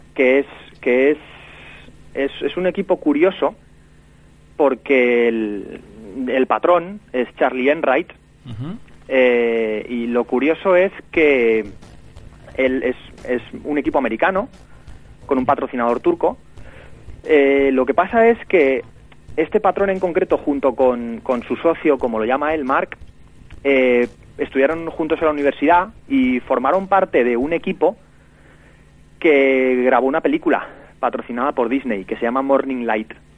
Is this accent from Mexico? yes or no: no; Valencia, Valencian Community, Spain; aquí en mi ciudad, en Valencia